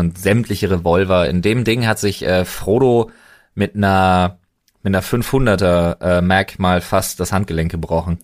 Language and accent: German; Germany; als Deutscher